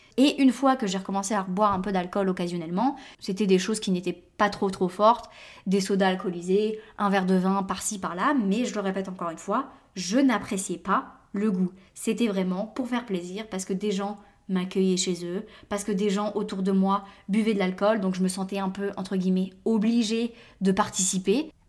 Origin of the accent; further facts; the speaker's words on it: France; now in United States; Je l'ai vu en grandissant en France